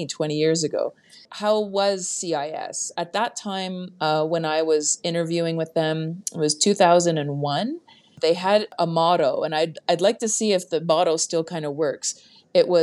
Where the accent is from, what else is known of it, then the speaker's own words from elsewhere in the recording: Canada; being Canadian myself